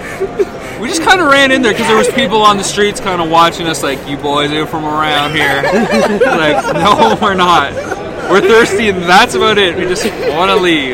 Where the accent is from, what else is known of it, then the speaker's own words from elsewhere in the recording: London, Ontario, Canada; now in Las Vegas, United States; I'm from Canada originally, where Jay's from, in a town called London, Ontario, 2 hours southwest of Toronto